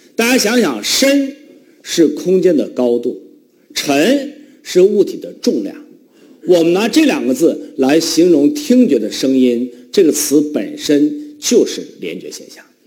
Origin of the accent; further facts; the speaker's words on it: Northeast China, China; accent: Northeastern dialect; 我们东北话